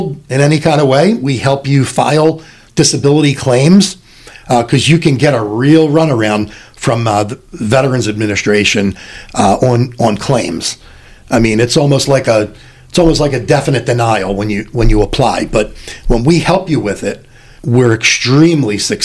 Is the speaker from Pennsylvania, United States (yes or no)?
yes; Philadelphia, Pennsylvania, United States; I started paying union dues 43 years ago when I was 16, in growing up in Philadelphia